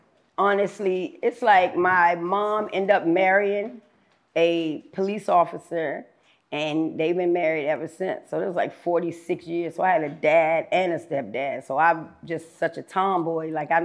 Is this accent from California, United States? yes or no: no; Washington, District of Columbia, United States; I'm from Washington, D.C., Southeast, which would be considered the toughest, roughest part. I never grew up in a projects. I didn't grow up in what you would call considered the hood. I had a pretty good upbringing.